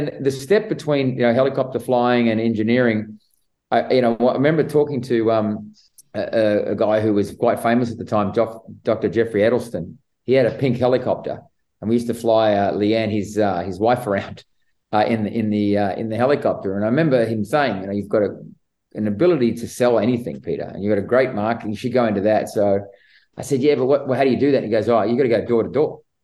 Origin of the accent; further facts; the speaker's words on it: Sydney, New South Wales, Australia; moved away as an adult; now in United States; I actually grew up in the western suburbs of Sydney